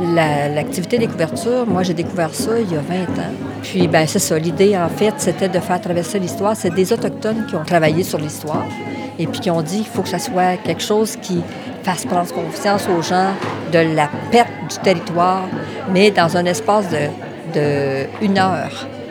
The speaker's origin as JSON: {"language": "French", "town": "Odanak", "region": "Quebec", "country": "Canada", "said": "je suis à Benaki, je viens de la communauté d'Odanak"}